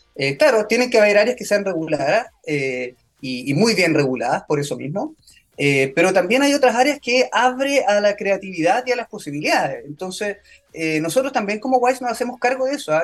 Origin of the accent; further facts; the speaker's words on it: Chile; also born or lived in New York; soy chileno